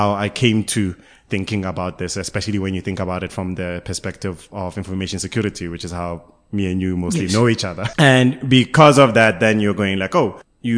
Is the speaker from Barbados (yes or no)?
no; Karankua, Gauteng, South Africa; I grew up, I was born and bred in Karankua, which is in Gauteng right now